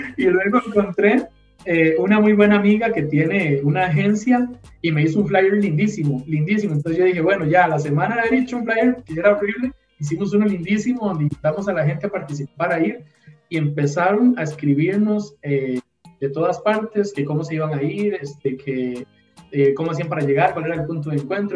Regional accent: Costa Rica; yo como costarricense

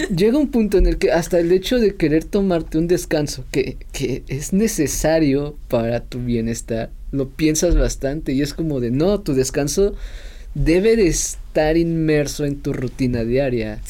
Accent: Mexico City, Mexico; cuando estaba eh, de chiquito viviendo en Ciudad de México

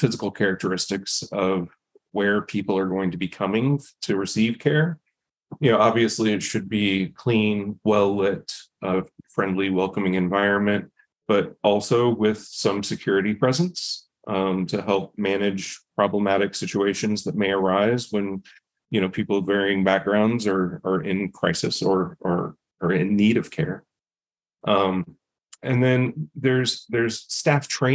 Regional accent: United States; I grew up in Indian country and experienced what it's like on reservations and what it's like to live there

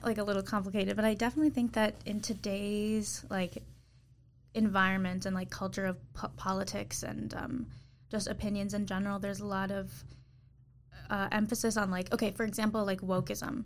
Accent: Troy, Michigan, United States; So I am from Michigan. I'm from Troy. It's like 40 minutes from Detroit.

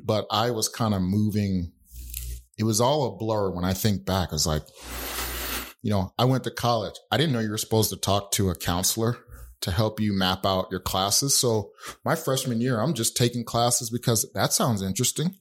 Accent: Utah, United States; growing up in Utah, the neighborhood I lived

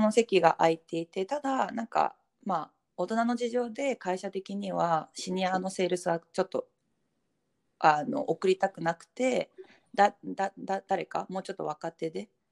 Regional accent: Japan; moved away as an adult; also born or lived in London, United Kingdom; now in Hong Kong; 22年間住んできたし家族も日本だし

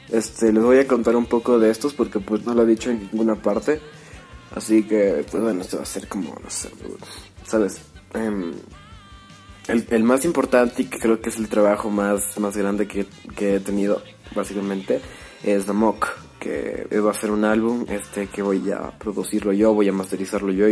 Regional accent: Ecuador; also born or lived in Merate, Italy; yo nací en las lejanas tierras de Italia, Merate, este, sí, en Italia, Merate. Este, y me vine aquí a Ecuador cuando, cuando recién era un baby, así que pues básicamente soy ecuatoriano

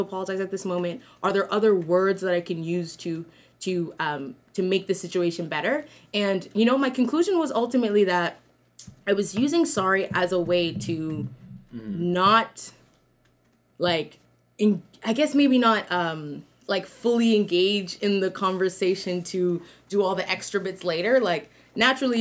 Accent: Ghana; in my culture, I'm from Ghana

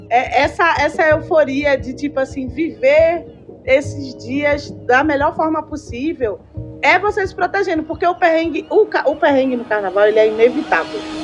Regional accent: Recife, Pernambuco, Brazil; also born or lived in Olinda; now in São Paulo, Brazil; eu sou de Recife

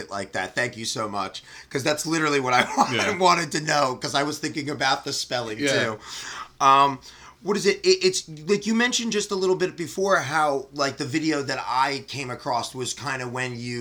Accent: New Jersey, United States; we're from New Jersey, so I grew up, I'm 35, I grew up watching Catch-22 develop

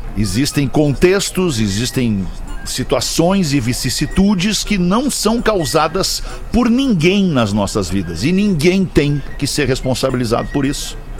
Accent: Brazil; Nós somos brasileiros, nós vivemos e crescemos e aprendemos assim

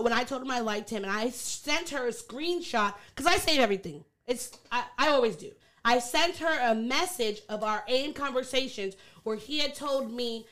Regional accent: Long Island, New York, United States; I'm from Long Island

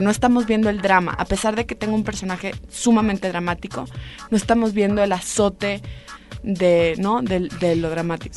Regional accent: Mexico; Solamente somos dos mexicanas, que es Diana Bracho y yo

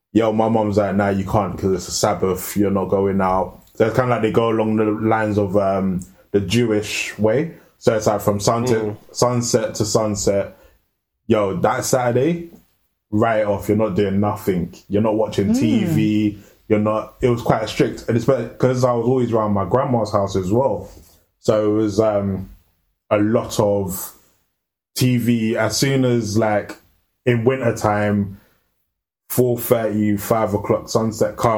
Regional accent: London, United Kingdom; I grew up in Northwest

